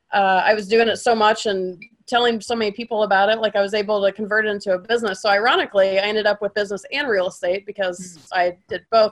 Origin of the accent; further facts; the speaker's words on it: Atlanta, Georgia, United States; moved away; I'm from Atlanta.